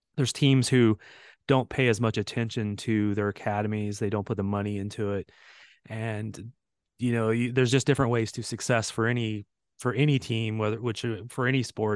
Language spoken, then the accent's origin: English; St. Louis, Missouri, United States; I grew up in Saint Louis, and I actually played against some of those guys in youth soccer.